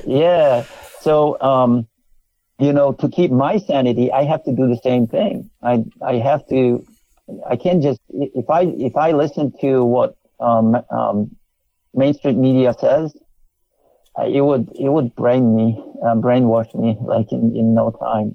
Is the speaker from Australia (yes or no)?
no; Poland; English is a second language; moved away as an adult; also born or lived in Canada; now in United States; I was long gone from Poland, I was by then I was a Canadian citizen